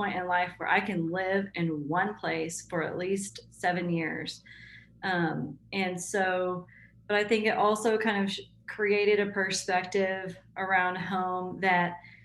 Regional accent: Tulsa, Oklahoma, United States; also born or lived in Fort Worth, Texas; I basically grew up in Tulsa. We moved here when I was 7

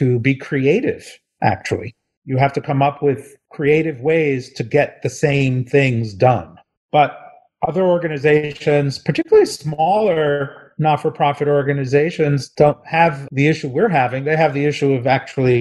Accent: New Jersey, United States; I'm from New Jersey

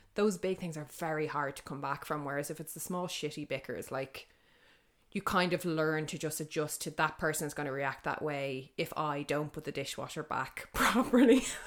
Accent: Dublin, Leinster, Ireland; I'm from the north side

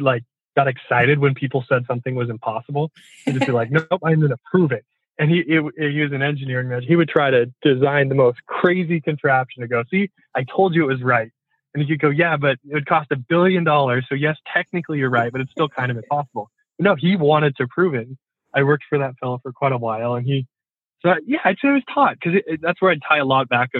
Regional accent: Port Angeles, Washington, United States; also born or lived in Seattle; I moved out from Port Angeles to the Seattle side right after I graduated high school

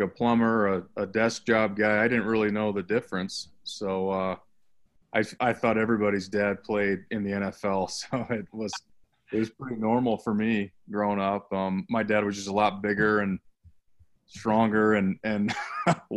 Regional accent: Highlands Ranch, Colorado, United States; I'm from Highlands Ranch, Colorado, which is about just kind of where I am now, about 25 minutes south of Denver in a suburb

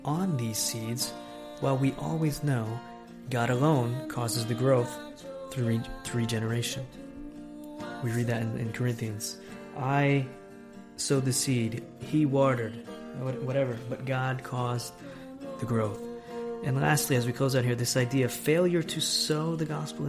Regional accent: United States; now in Italy

